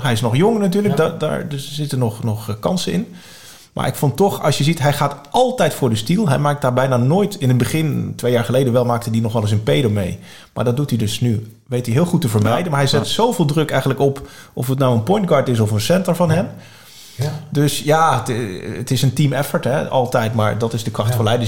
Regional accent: Arnhem, Gelderland, Netherlands; ik ben opgegroeid in Arnhem

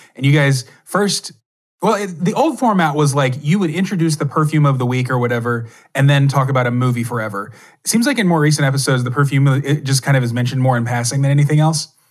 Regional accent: Texas, United States; I grew up in Texas

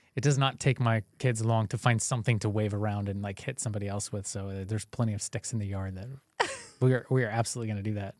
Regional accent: California, United States; moved away as an adult; now in Michigan, United States; growing up in California

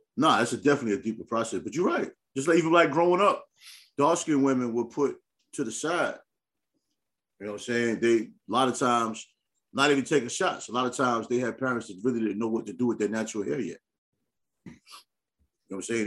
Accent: New York, United States; growing up in New York

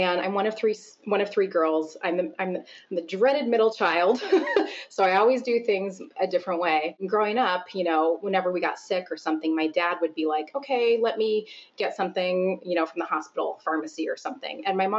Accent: Seattle, Washington, United States; moved away as an adult; now in Chicago, United States; when I had moved from the Pacific Northwest, I grew up a lot of my years outside of Seattle. When I moved from Seattle area to Chicago

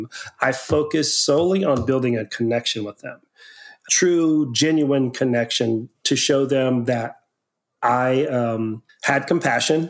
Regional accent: near Victoria, Texas, United States; also born or lived in Houston, Texas; I moved back to Victoria, Texas area from Houston. I was working in Houston, human trafficking there for 2 or 3 years. And then I moved back closer to my hometown and I worked in the Victoria, Texas area

